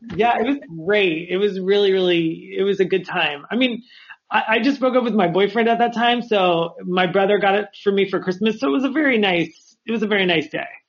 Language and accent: English; Los Angeles, California, United States; I was the only person there that was from